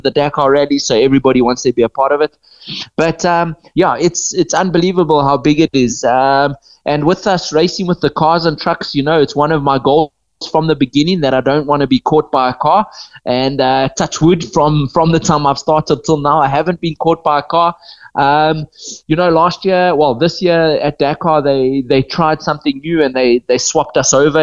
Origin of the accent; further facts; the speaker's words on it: Botswana; being born and bred in Botswana and, and living in Botswana my whole life